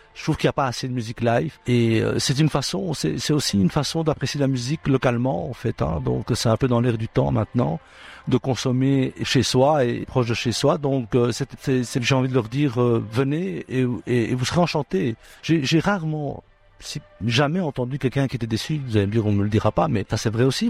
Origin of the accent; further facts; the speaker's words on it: Brussels, Brussels-Capital Region, Belgium; je suis né ici à Bruxelles, donc je suis un, un enfant d'ici aussi, en tout cas, grec d'origine de mes parents, mais, mais né ici.